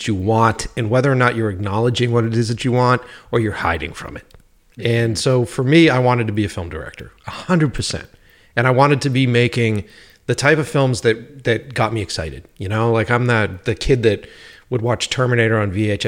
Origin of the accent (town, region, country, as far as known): Boston, Massachusetts, United States; born or raised there; also born or lived in New York